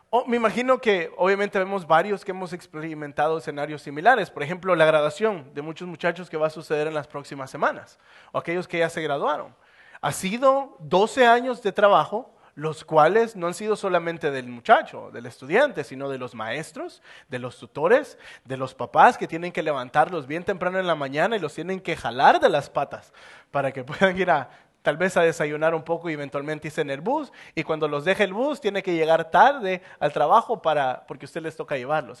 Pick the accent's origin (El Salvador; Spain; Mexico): El Salvador; moved away as an adult; now in United States; me tocó salir del Salvador para venirme para Estados Unidos